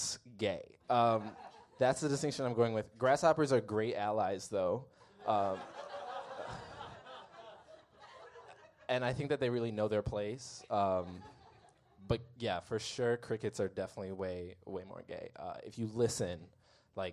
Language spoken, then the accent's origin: English; Midwest, United States; I'm from the Midwest